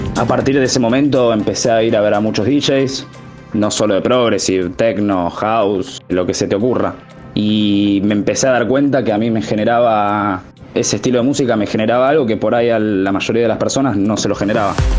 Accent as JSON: {"language": "Spanish", "town": "Buenos Aires", "country": "Argentina", "said": "tengo 22 años, soy de Buenos Aires, soy DJ y productor"}